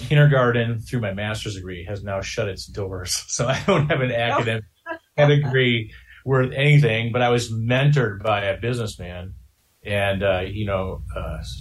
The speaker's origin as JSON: {"language": "English", "town": "Denver", "region": "Colorado", "country": "United States", "tie": "born or raised there", "also_born_or_lived": "Green Bay, Wisconsin", "said": "I was born in the Midwest in Green Bay, Wisconsin, and my dad had a business that actually collapsed. And so our home was foreclosed on, pretty much had a childhood poverty experience, moved out to Denver in 1985. A family of seven"}